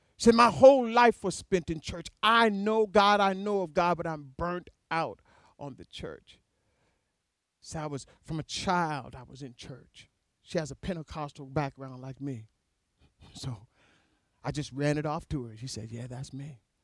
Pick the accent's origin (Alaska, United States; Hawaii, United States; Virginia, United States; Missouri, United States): Alaska, United States; I was born and raised in Alaska